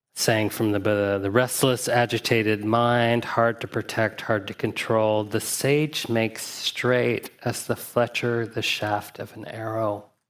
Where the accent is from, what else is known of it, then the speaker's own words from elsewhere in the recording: Huntsville, Alabama, United States; I grew up in Huntsville, Alabama.